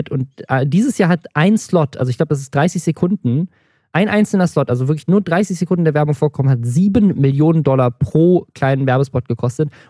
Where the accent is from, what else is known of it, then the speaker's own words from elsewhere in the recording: Southern Germany, Germany; Wenn ich, ich komme auch, auch aus dem Süden, ich muss dazu stimmen.